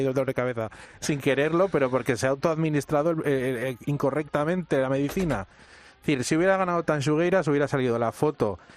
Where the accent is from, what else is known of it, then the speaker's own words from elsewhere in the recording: Spain; mm, somos españoles.